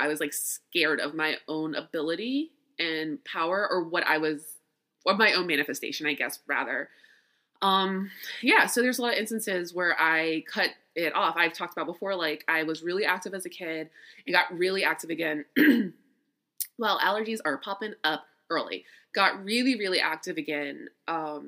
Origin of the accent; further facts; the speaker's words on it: Louisiana, United States; I'm from Louisiana. I was born in Louisiana and raised there.